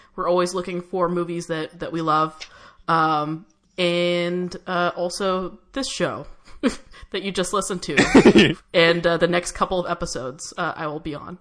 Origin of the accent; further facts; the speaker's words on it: San Diego, California, United States; I grew up in San Diego, which is a couple hours south